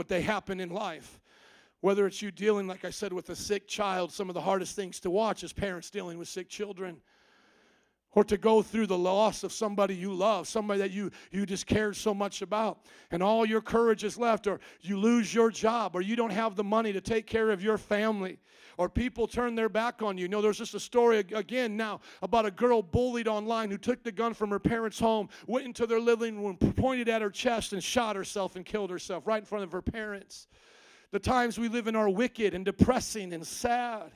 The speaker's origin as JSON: {"language": "English", "region": "Indiana", "country": "United States", "said": "I come from Indiana"}